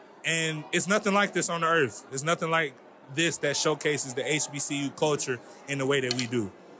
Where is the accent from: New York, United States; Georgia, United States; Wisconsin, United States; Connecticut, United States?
Georgia, United States; Atlanta; Atlanta, Georgia, originally.